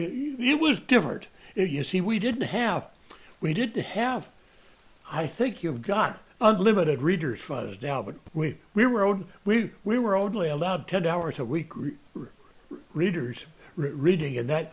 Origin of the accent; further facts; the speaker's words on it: Sebastopol, California, United States; also born or lived in Sonoma County / Berkeley; I grew up in Sebastopol, which is noted for gravid seed apples.